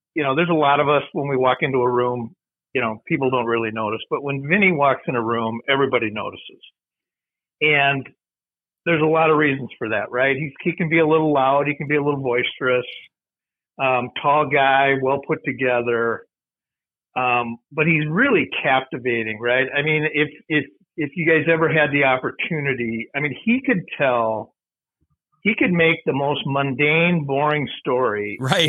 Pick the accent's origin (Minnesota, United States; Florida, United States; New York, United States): Minnesota, United States; Mankato; moved away as an adult; also born or lived in St. Paul, Minnesota; I grew up in Mankato.